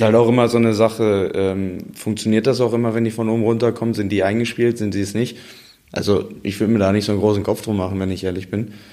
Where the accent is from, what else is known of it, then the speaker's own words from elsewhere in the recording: Dortmund, North Rhine-Westphalia, Germany; ob ich als Dortmunder